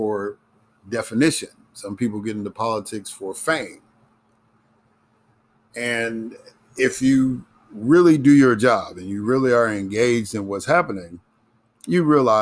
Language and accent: English; Chicago, Illinois, United States; moved away as an adult; also born or lived in Mississippi; I grew up in Chicago, but I became politically, really politically active in Mississippi.